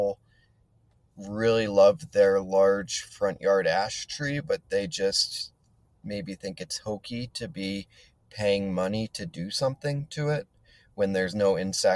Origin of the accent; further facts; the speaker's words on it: Connecticut, United States; moved away as an adult; now in Colorado, United States; I grew up in Connecticut. So 20 years in Connecticut, 20 years out west.